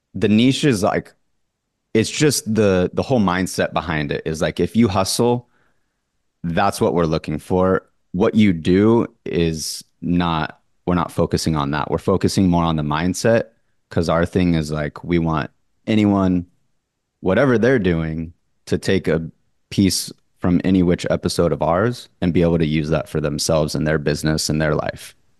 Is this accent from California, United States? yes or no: yes; Orange County, California, United States; born and raised in Orange County, California, the Newport Beach, Laguna Beach lifestyle.